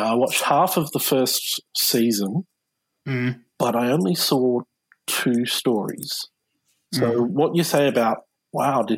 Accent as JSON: {"language": "English", "country": "Australia", "said": "as an Australian"}